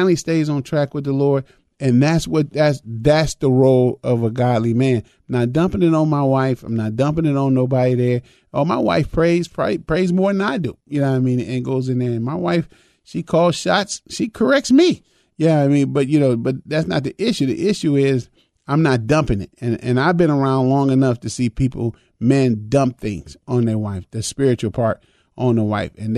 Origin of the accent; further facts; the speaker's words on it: Chicago, Illinois, United States; now in Twin Cities, United States; I was raised in Chicago